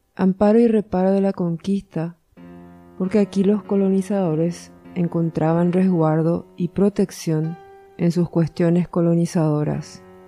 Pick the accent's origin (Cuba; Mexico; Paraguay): Paraguay; Asunción; also born or lived in Rio de Janeiro, Brazil / Argentina; Y yo soy asuncena. Viví toda mi vida en Asunción, salvo que nací en Río de Janeiro, Brasil. Pero a los cuatro años volvimos